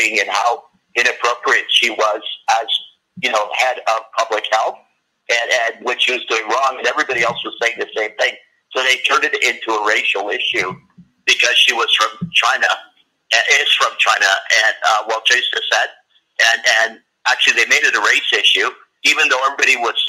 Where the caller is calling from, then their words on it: Canada; I'm calling from Canada